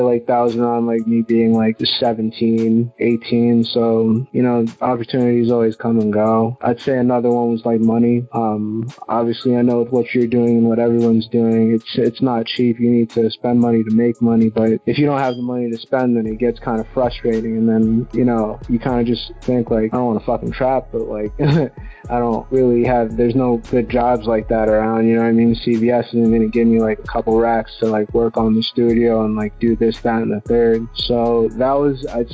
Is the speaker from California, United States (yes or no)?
no; South Floral Park, New York, United States; I'm from South Floral Park, the town in Long Island, New York